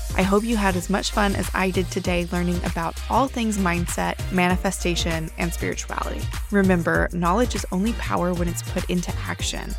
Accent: United States; our culture as an American

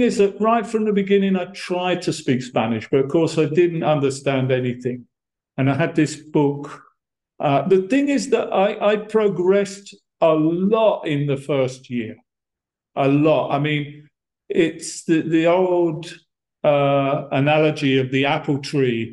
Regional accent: Brighton, South East England, United Kingdom; moved away as an adult; also born or lived in Monterrey, Mexico; I'm from Brighton, and uh, I I grew up there in that city

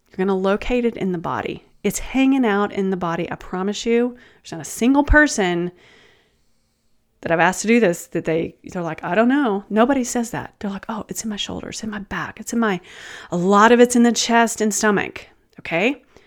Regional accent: Texas, United States; I'm from Texas

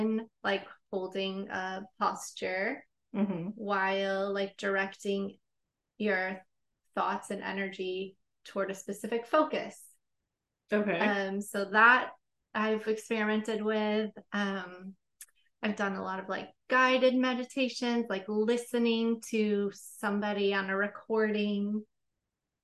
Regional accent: Wisconsin, United States; I grew up in the Midwest, you know, small farm community in Wisconsin

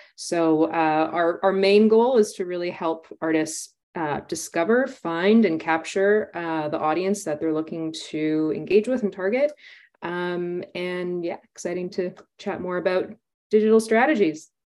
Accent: Winnipeg, Manitoba, Canada; now in Toronto, Canada; my hometown of Winnipeg, which I'm now in Toronto

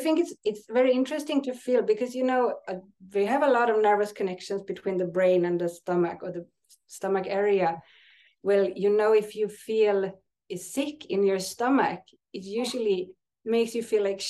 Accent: Sweden; It's SE because I'm from Sweden.

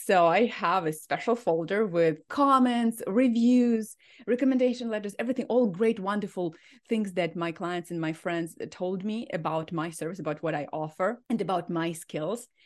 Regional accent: Ukraine; moved away as an adult; now in Minnesota, United States; I am from Ukraine, and I came two weeks before the war started

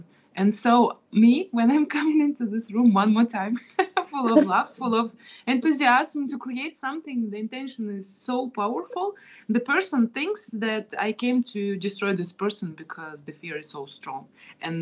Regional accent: Kazakhstan; I was born in Kazakhstan

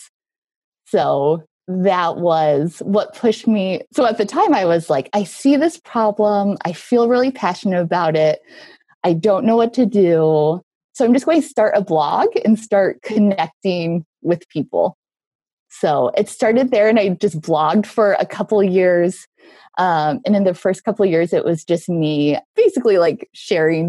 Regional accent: Nebraska, United States; moved away as an adult; also born or lived in New York / Lincoln, Nebraska; now in Chicago, United States; I'm from Nebraska, but I went to school at NYU. But then when I was done, I moved back to small town Nebraska.

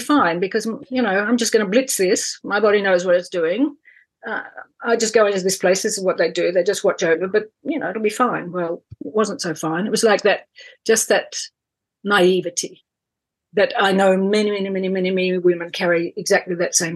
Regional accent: country Victoria, Australia; also born or lived in England; I'm Australian through and through, country Victoria girl

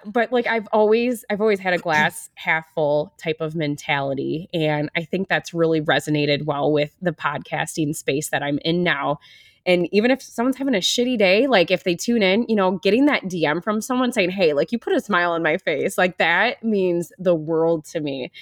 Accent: Wisconsin, United States; moved away as an adult; now in Iowa, United States; I grew up in the Midwest. I'm from Wisconsin originally. I've been living in Iowa for over ten years.

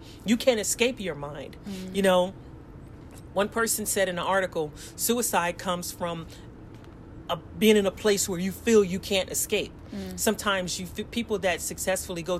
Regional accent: Los Angeles, California, United States; moved away as an adult; also born or lived in South Korea; growing up in South Central Los Angeles

